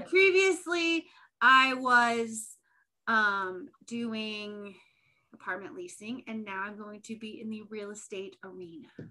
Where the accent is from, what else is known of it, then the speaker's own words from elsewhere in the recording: Indiana, United States; We're both from Indiana